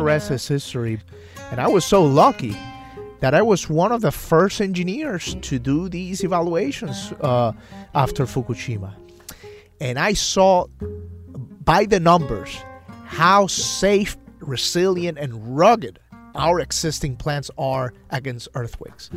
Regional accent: San Sebastián, Puerto Rico; moved away; my family in my hometown of San Sebastian

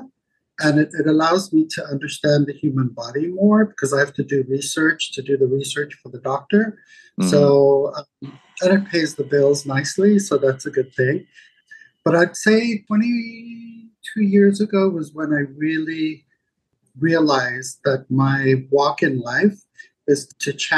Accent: Zimbabwe; I grew up in Zimbabwe, ex-Rhodesia.

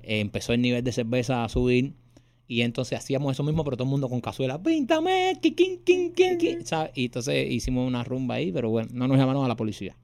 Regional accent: Miami, Florida, United States; nosotros somos latinos y somos de Miami

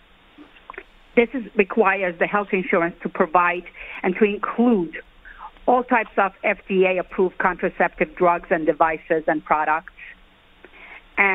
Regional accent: New York, United States; as a New Yorker

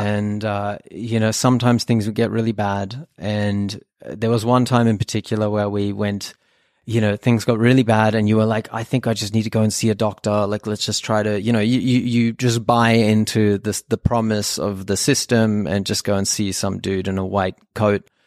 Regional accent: Sydney, New South Wales, Australia; first language German; English is a second language; I was born in Australia, in Sydney, but, uh, my family is actually from Germany.

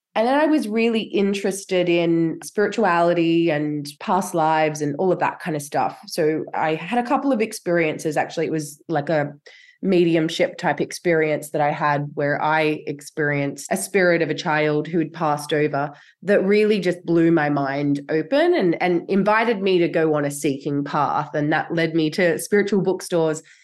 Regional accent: Australia; now in Europe; My ancestry is like from here in Europe, which I actually now live. I grew up in Australia

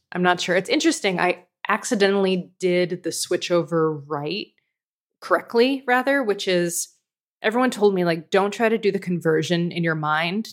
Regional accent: United States; now in Canada; as an American living in Canada

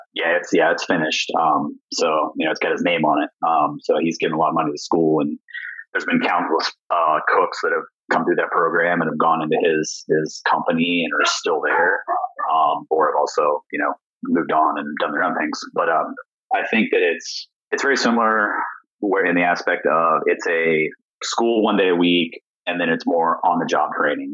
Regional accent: Indiana, United States; moved away as an adult; now in Columbus, United States; I'm from Indiana

